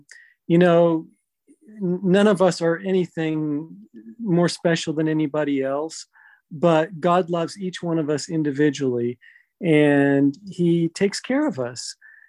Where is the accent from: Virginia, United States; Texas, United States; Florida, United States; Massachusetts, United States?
Massachusetts, United States; born there; No, I was born in Massachusetts.